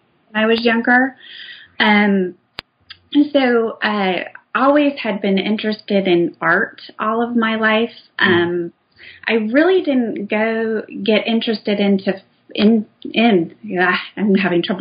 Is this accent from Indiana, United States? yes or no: yes; Indiana, United States; I grew up in Indiana in the Midwest